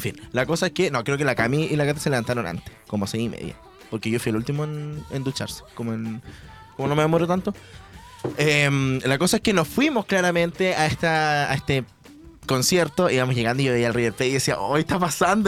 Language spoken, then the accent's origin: Spanish; Chile; yo soy de Chile